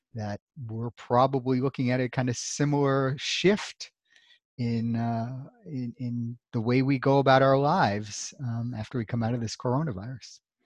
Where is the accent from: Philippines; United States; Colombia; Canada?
United States; New York City, New York; also born or lived in Louisville, Kentucky; now in Central Virginia, United States; I'm originally from Brooklyn, New York, uh, although I did grow up for part of my life in Louisville, Kentucky